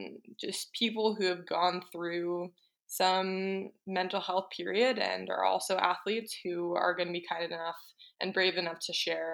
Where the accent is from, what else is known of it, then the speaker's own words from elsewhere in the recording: New Jersey, United States; I grew up in New Jersey